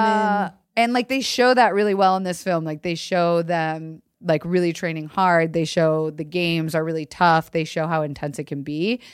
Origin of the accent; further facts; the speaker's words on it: United States; as an American girl